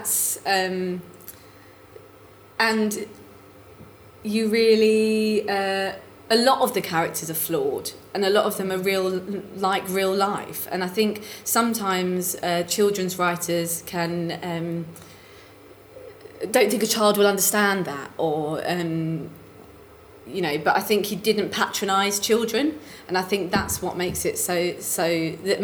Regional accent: Romford, London, United Kingdom; in Essex, in Romford

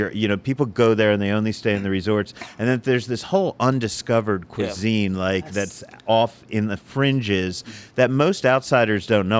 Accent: New Jersey, United States; moved away; also born or lived in Brooklyn, New York; Okay, now I'll tell you, growing up in New Jersey, moving to New York, living in Brooklyn

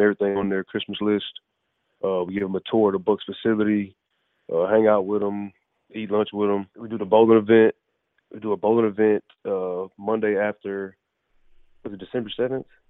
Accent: Galveston, Texas, United States; moved away as an adult; also born or lived in College Station, Texas; now in Tampa, United States; my hometown of Galveston, Texas

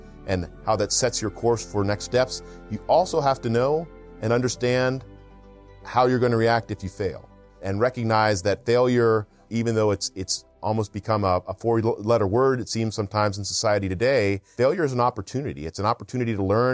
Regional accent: East Coast, United States; now in Southern California, United States; I grew up on the East Coast in a small farm town

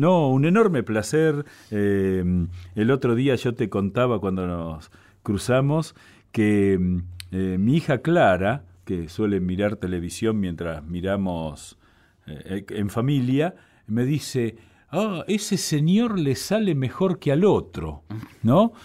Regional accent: Buenos Aires, Argentina; yo soy porteño, he nacido aquí

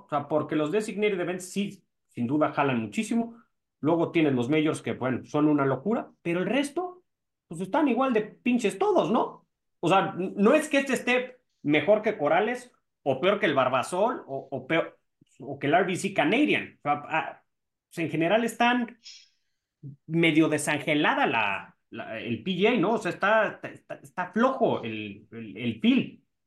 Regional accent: Mexico; nosotros como mexicanos

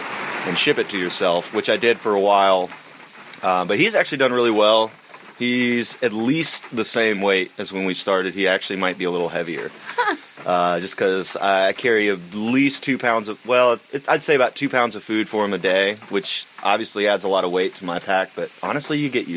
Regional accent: Asheville, North Carolina, United States; I'm from Asheville, North Carolina.

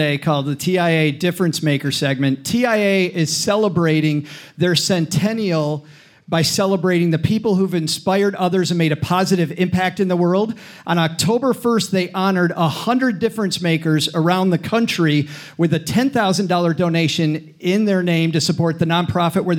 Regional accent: Detroit, Michigan, United States; moved away; This is my hometown, Detroit.

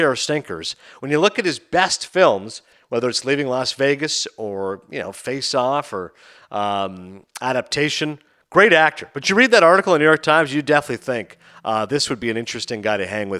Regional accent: Toronto, Ontario, Canada; in Toronto. That's right, in my hometown.

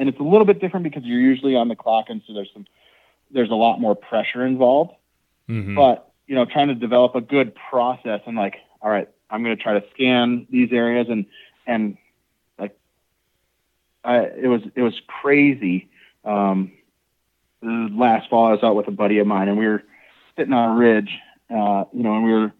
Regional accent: Wisconsin, United States; I grew up in Wisconsin.

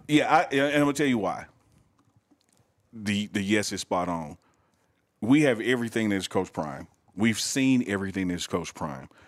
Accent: Mississippi, United States; I'm black from Mississippi

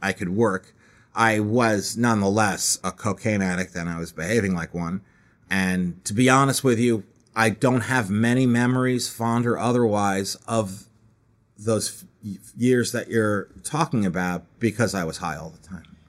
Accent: Scarsdale, New York, United States; also born or lived in Manhattan, New York; I was born in Manhattan and lived there until I was eight years old when my family moved to Scarsdale, about thirty, forty minutes outside of Manhattan

